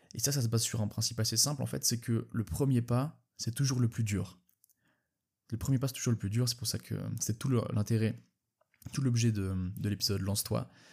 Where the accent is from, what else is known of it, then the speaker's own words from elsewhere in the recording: Switzerland; je suis suisse